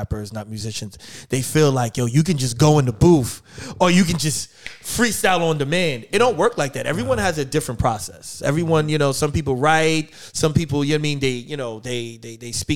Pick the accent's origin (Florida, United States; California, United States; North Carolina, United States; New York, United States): New York, United States; now in Philadelphia, United States; I'm originally from New York